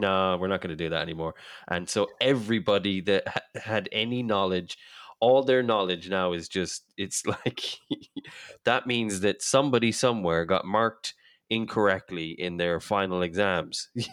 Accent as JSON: {"language": "English", "country": "Ireland", "tie": "born or raised there", "said": "I grew up in Ireland"}